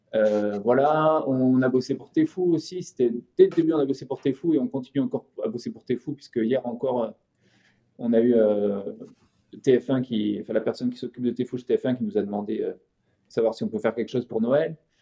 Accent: Montpellier, Occitania, France; moved away; also born or lived in Île-de-France; Zouib, c'était un copain d'adolescence de Montpellier, on est de Montpellier tous les deux

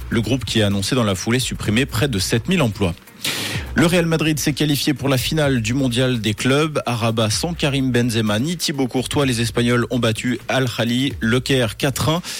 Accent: Romandy, Switzerland; voici l'actu chez nous en Suisse romande avec Tom

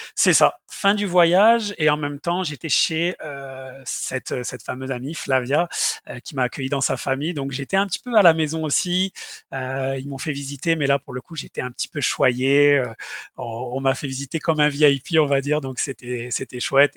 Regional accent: south of France, France; moved away as an adult; also born or lived in Montpellier / Sherbrooke, Canada; je quittais le, nid, le nid familial et le sud de la France.

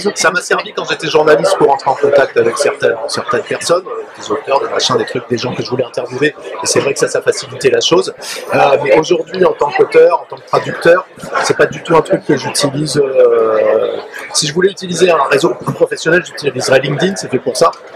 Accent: Paris, Île-de-France, France; sauf quand on est parisien, comme moi.

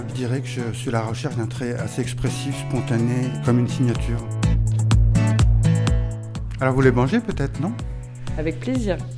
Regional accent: Villeneuve-sur-Lot, Nouvelle-Aquitaine, France; also born or lived in Toulouse / Penne-d'Agenais; Je suis né à Villeneuve-sur-Lot, oui.

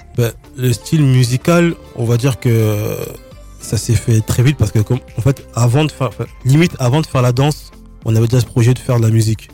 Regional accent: Nice, Provence-Alpes-Côte d'Azur, France; je viens de Nice

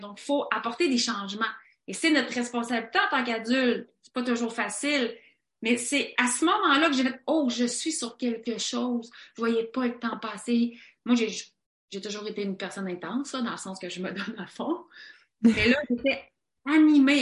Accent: Quebec, Canada; nous, les gens en Amérique du Nord, les gens au Québec

